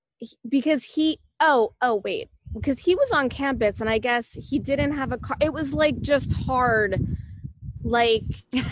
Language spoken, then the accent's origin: English; New Jersey, United States; also born or lived in Italy; I grew up in New Jersey and a little bit in Italy too.